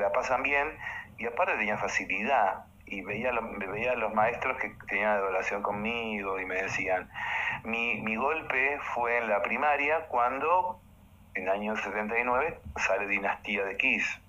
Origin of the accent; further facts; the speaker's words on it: Montevideo, Uruguay; now in Argentina; yo soy de Uruguay, vivía eh, en Uruguay y mi papá era camarógrafo, camarógrafo de Canal 5 de Montevideo